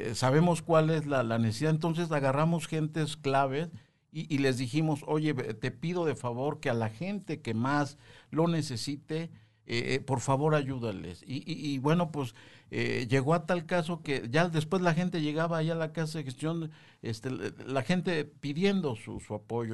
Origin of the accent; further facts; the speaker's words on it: Mexico; todos los mexicanos